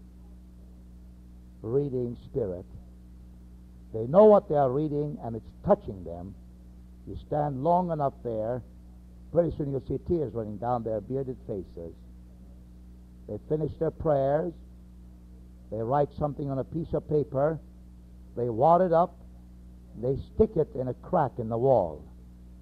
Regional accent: United States; we are from America

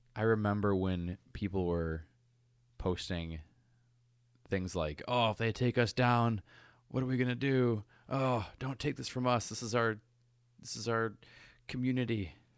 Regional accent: United States; I'm an American

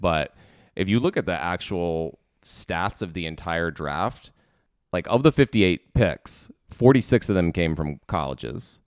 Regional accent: Washington, District of Columbia, United States; born or raised there

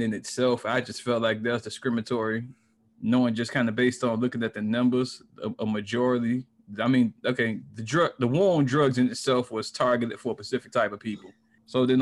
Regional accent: Miami, Florida, United States; now in Orlando, United States; I'm in Orlando, Florida currently. I'm from Miami, though.

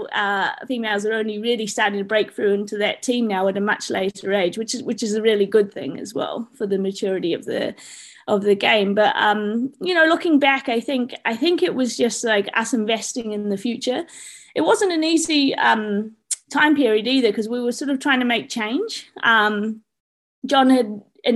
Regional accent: New Zealand; moved away; I'm a Kiwi

